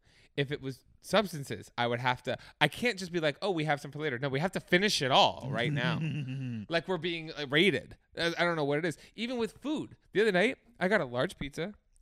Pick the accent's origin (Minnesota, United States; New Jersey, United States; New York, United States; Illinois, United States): New Jersey, United States; because I'm from New Jersey.